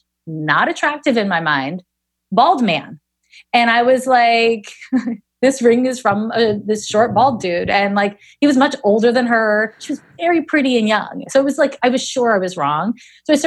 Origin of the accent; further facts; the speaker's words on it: Montreal, Quebec, Canada; moved away as an adult; also born or lived in San Francisco; I'm from Montreal, where everybody is just like, meh